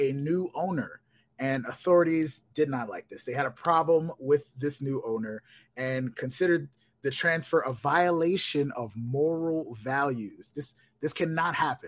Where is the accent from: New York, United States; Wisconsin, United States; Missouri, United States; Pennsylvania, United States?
New York, United States; New York City; I'm from the Bronx, man. I'm from the Bronx